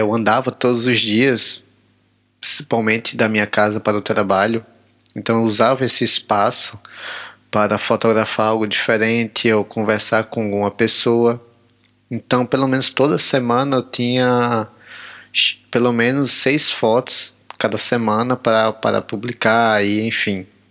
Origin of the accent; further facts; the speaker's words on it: Natal, Rio Grande do Norte, Brazil; moved away as an adult; now in Maputo, Mozambique; sou nordestino, cabra da peste, sou de Natal, Rio Grande do Norte